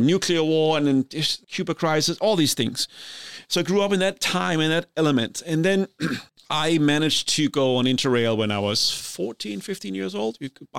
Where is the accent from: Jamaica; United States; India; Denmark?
Denmark; So as we've talked about before, I grew up in Denmark. I grew up in the 70s. This is a time when the Cold War is at its height.